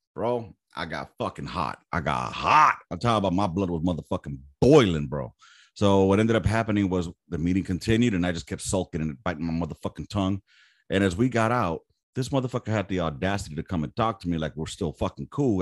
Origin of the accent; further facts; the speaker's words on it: Los Angeles, California, United States; Born and raised in South Central